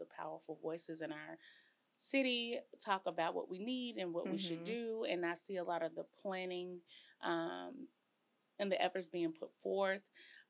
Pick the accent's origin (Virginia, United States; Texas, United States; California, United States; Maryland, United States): Texas, United States; College Station; And I come from College Station.